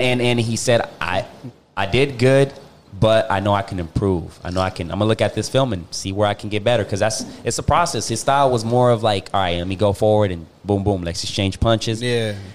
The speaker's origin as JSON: {"language": "English", "country": "Puerto Rico", "said": "I'm from Puerto Rico."}